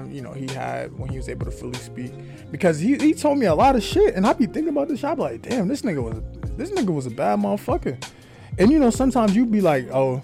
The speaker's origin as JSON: {"language": "English", "town": "New York City", "region": "New York", "country": "United States", "said": "I'm from Faraguay. But if you're from Atlanta, if you're from anywhere that's not New York, I'm telling you that I'm from Queens"}